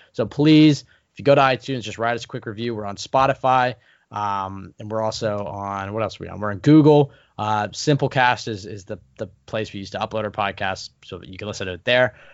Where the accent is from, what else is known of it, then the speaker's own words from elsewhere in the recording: Portland, Oregon, United States; my hometown, Portland, Oregon